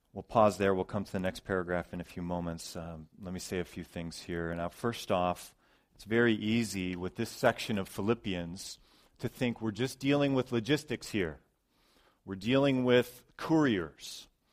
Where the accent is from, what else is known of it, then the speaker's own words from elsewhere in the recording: Ohio, United States; moved away; I grew up in Ohio mostly